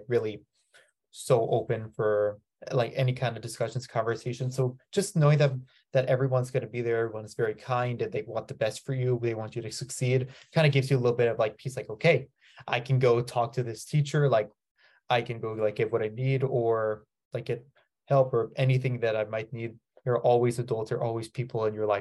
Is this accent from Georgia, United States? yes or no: no; San Diego, California, United States; I'm here from San Diego, California, and I attended Cathedral Catholic High School